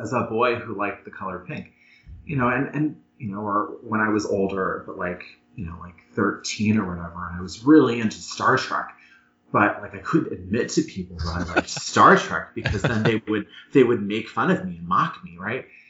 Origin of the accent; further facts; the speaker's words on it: Erie, Pennsylvania, United States; now in Washington, D.C., United States; I'm originally from Erie, Pennsylvania